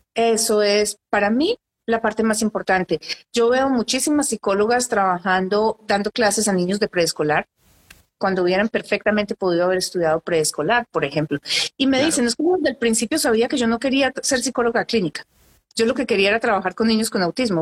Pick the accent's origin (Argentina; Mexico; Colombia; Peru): Colombia; now in Canada; en Colombia, que es de donde soy yo.